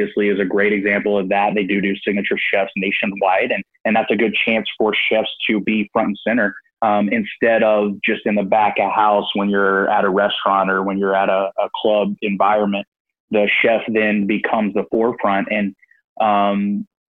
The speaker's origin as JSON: {"language": "English", "region": "Northern Texas Panhandle", "country": "United States", "tie": "born or raised there", "moved": "as an adult", "said": "I moved back to where I grew up in the Northern Texas Panhandle"}